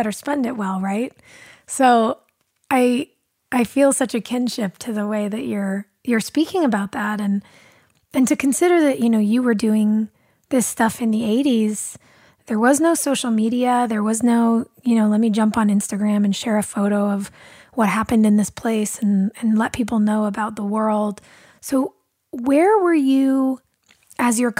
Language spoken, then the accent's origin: English; Los Angeles, California, United States; I grew up here in California in Los Angeles